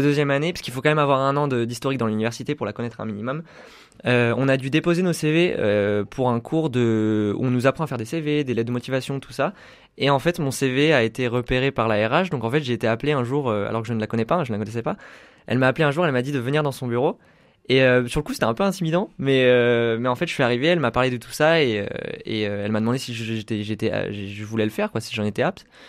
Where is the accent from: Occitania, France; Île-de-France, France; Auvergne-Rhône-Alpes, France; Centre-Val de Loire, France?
Auvergne-Rhône-Alpes, France; Chambéry; moved away as an adult; also born or lived in Roanne; now in Saint-Étienne, France; je suis de Chambéry, en fait. Euh, j'ai suivi un parcours euh, scolaire tout à Chambéry